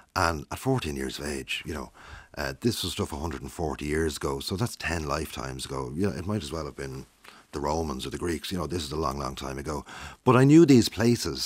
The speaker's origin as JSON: {"language": "English", "town": "Tallaght", "region": "Leinster", "country": "Ireland", "tie": "born or raised there", "said": "born in Tala in seventy-two"}